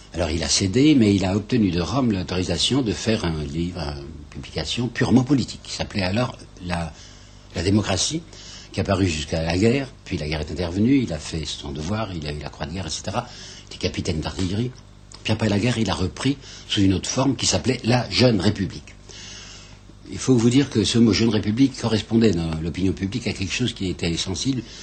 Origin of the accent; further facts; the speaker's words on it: Mâcon, Bourgogne-Franche-Comté, France; je suis dans mon pays, puisque comme je vous dis, je suis né à Macon, et je suis très attaché à ce pays par des souvenirs d'enfance